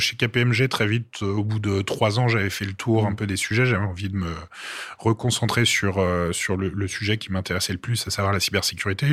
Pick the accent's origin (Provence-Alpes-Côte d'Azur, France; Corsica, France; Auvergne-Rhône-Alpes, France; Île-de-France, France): Île-de-France, France; Paris; also born or lived in Brittany; je suis parisien